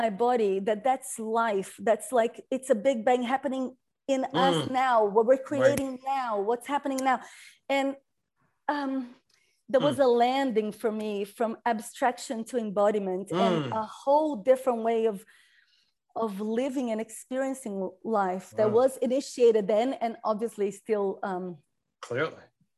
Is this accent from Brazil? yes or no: yes; Brazil; I come from Brazil